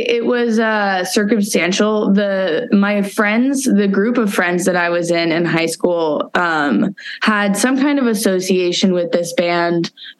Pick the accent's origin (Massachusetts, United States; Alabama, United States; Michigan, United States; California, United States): California, United States; Santa Cruz; moved away as an adult; now in Portland, United States; I'm originally from Santa Cruz. Oh. Yeah. So I grew up there and then came up here in 2015.